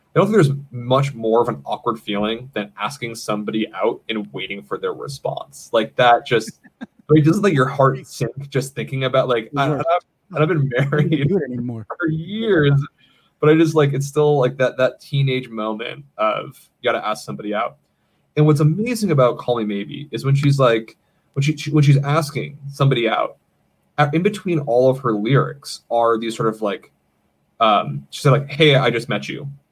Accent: Maine, United States; moved away as an adult; now in Los Angeles, United States; I grew up in the state of Maine

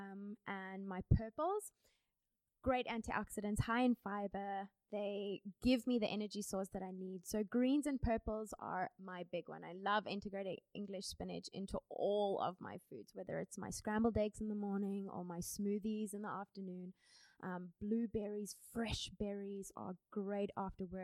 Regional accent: Cape Town, Western Cape, South Africa; also born or lived in United States; I'm from Cape Town, South Africa

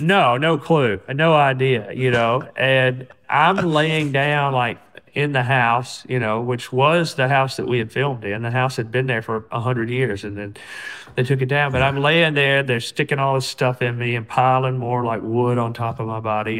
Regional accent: Alabama, United States; people that I grew up around in Alabama.

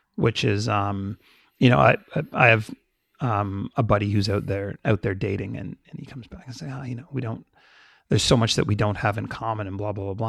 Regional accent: Canada; My family's Jamaican. I grew up in Canada.

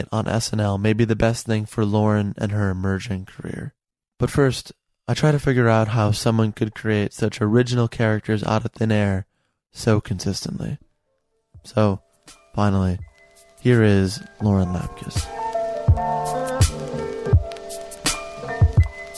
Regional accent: Chicago, Illinois, United States; also born or lived in Burr Ridge, Illinois; I grew up in part near the Midway Airport over there on the south side, and then in the suburbs like Burr Ridge, Cook County

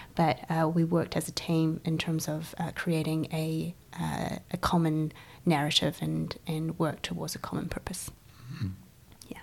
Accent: Guangzhou, Guangdong, China; also born or lived in New Zealand; now in Christchurch, New Zealand; So, I am uh, Chinese born. Um, I come from Guangzhou, China

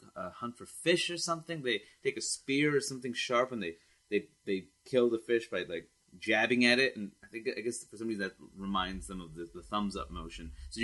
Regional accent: New York City, New York, United States; I'm from Queens, New York

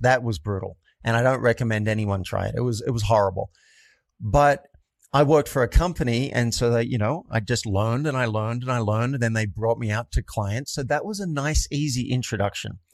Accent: New South Wales, Australia; moved away as an adult; also born or lived in New York; I grew up in a country town in Australia, and about two hours north of Sydney

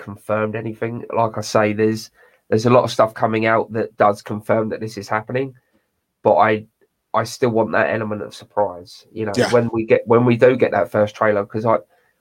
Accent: United Kingdom; accent: British; my British accent

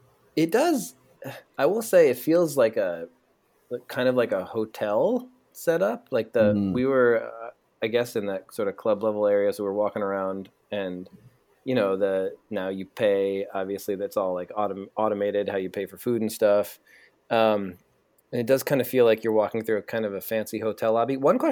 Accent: East Coast, United States; Because obviously I'm from the East Coast. I like New York teams.

